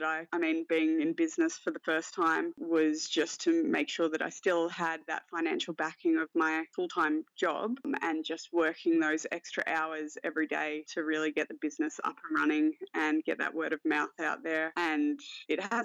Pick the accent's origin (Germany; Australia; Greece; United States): Australia; Wagga Wagga, New South Wales; moved away as an adult; also born or lived in Sydney; now in Canberra, Australia; I was born in Sydney. Parents are very lower middle class. I moved from Sydney to Wagga Wagga when my dad lost his job. From there, went to a really, really small school in Wagga.